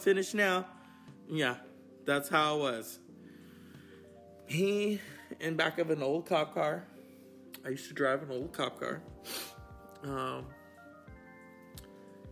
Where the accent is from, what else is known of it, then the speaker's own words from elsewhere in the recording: West Coast, United States; I'm from the West Coast because we have freeways.